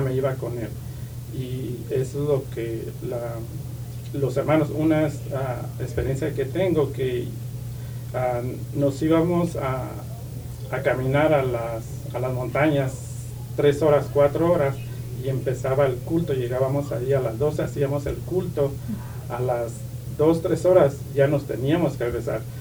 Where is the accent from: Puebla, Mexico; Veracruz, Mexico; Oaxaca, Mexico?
Oaxaca, Mexico; Santo Domingo Tehuantepec; moved away; Soy de ah, Oaxaca, México, un pueblo que se llama ah, Tehuantepec, el istmo de Tehuantepec, de Oaxaca.